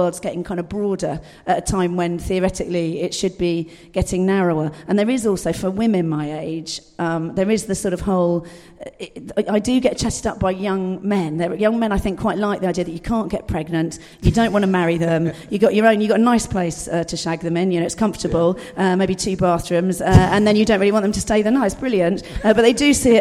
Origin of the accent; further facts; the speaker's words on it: Dorset, South West England, United Kingdom; I was brought up in Dorset, rural Dorset